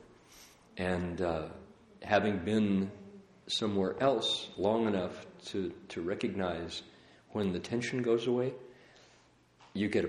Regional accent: United States; I'm an American

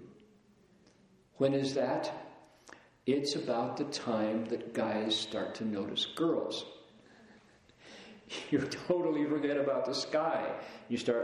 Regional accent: Toledo, Ohio, United States; I grew up in Toledo, and because Toledo was right on the shores of Lake Erie, the air was pretty clear.

